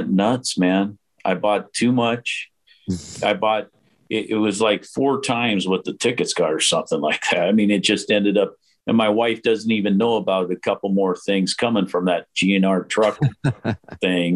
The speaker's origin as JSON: {"language": "English", "town": "Los Angeles", "region": "California", "country": "United States", "tie": "born or raised there", "moved": "yes", "lives_now": "Portland, United States", "said": "born and raised in LA, but I'm more than half my life now here"}